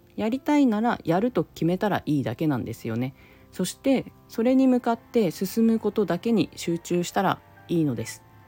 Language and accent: Japanese; Japan; now in San Francisco Bay Area, United States; 私が生まれ育った日本は